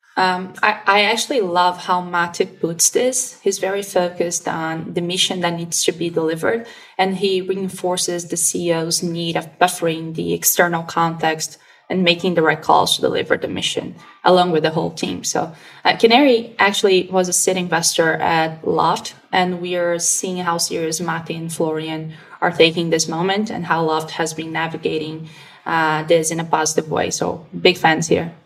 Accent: Curitiba, Paraná, Brazil; Curitiba, my hometown

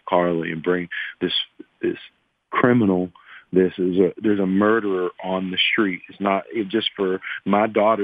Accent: McKeesport, Pennsylvania, United States; I'm from McKeesport

